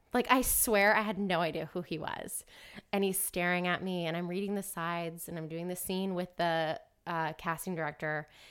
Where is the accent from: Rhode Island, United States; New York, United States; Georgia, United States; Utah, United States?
Georgia, United States; Marietta; I'm from Atlanta, Georgia, kind of Marietta